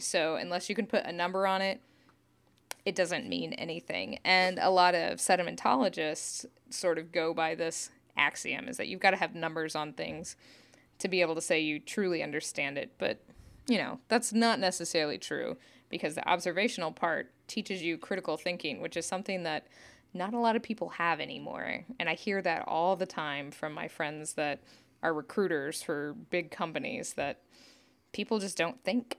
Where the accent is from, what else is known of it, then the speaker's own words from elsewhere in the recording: Northeast Oklahoma, United States; I grew up in Northeast Oklahoma